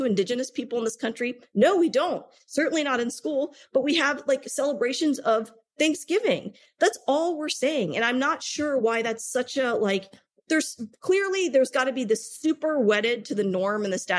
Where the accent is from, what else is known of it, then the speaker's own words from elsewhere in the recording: United States; as a South Asian woman born and raised in the United States of America